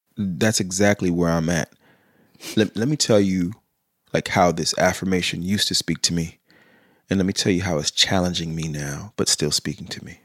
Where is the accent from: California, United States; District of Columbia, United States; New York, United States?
California, United States; Sacramento; I grew up in South Sac